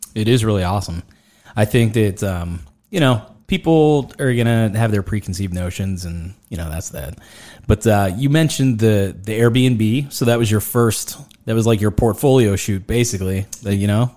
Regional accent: Greensburg, Pennsylvania, United States; born or raised there

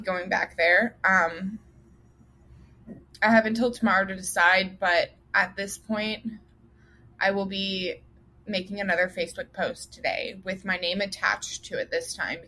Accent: Colorado, United States; now in Kentucky, United States; I'm originally from Colorado. My parents now live in Florida

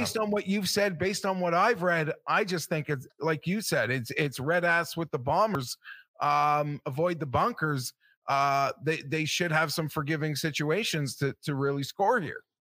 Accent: Canada; I'm a Canadian

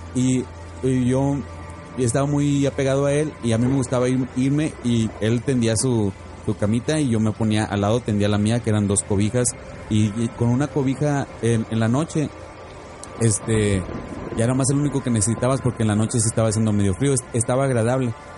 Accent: Monterrey, Nuevo León, Mexico; now in Phoenix, United States; yo soy oriundo de Monterrey

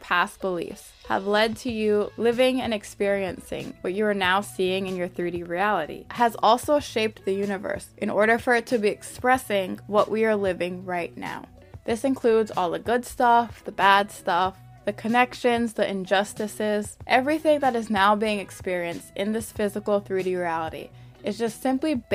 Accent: United States; my family is from Haiti. I was born and raised here in America, but I am Haitian. I am a Haitian American first generation

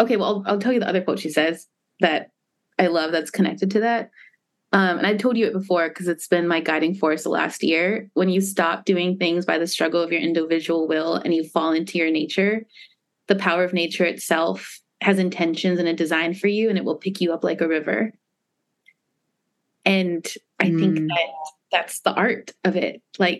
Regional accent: Hawaii, United States; I grew up in Hawaii where nature is so valued.

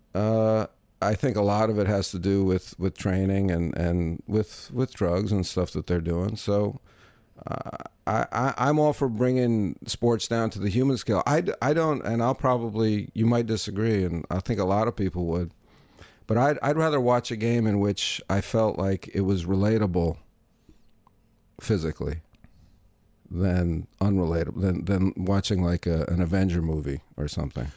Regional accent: New York, United States; also born or lived in Vancouver; I'm from New York

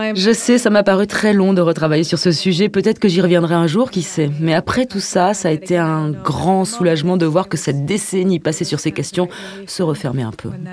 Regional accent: San Francisco, California, United States; j'ai grandi à San uh, Francisco

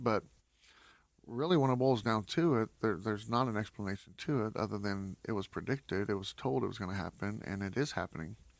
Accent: West Texas, United States; I'm from West Texas, so we don't usually get a lot of rain

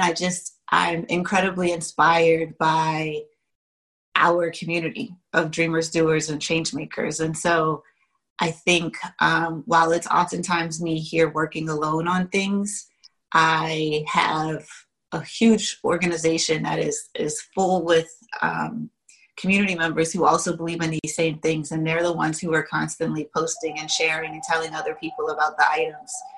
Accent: Washington, District of Columbia, United States; also born or lived in Virginia / Pittsburgh; I was born in in Virginia, raised in Washington D.C. as well as Pittsburgh

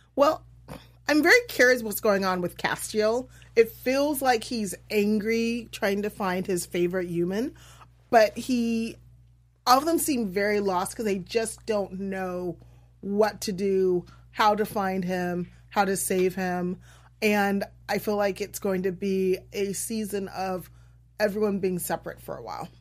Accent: Iowa, United States; I'm from Iowa.

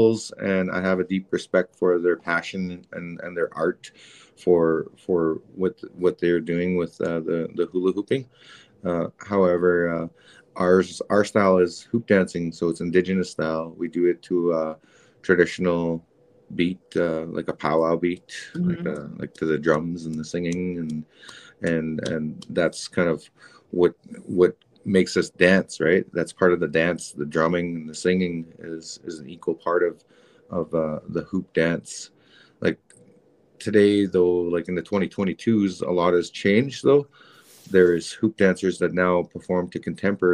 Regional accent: Canada; I'm a Canadian dude with an American first name, a French last name, and I'm indigenous

